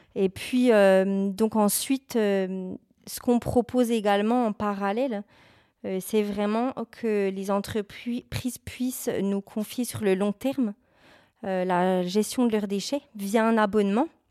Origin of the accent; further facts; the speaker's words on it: Bourgogne-Franche-Comté, France; moved away; je suis originaire de la région Bourgogne-Franche-Comté